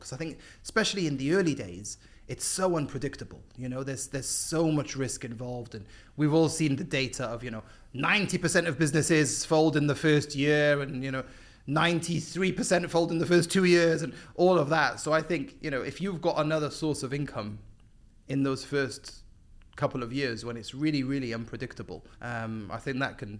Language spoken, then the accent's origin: English; Cardiff, Wales, United Kingdom; moved away as an adult; also born or lived in Epsom / London; now in Dubai, United Arab Emirates; Raised in Cardiff, and then based in London for, yeah, 10-ish years before moving to Dubai.